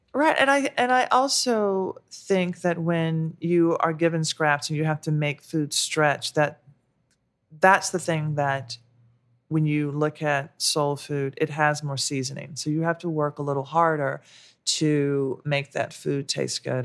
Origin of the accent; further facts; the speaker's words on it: the South, United States; now in New York, United States; growing up in the South